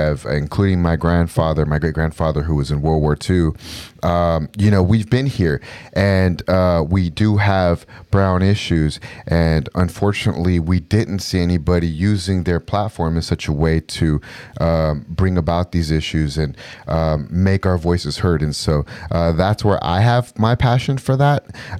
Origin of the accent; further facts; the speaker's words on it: Southern California, United States; I'm a fourth generation Mexican American, and I was born and raised in Southern California.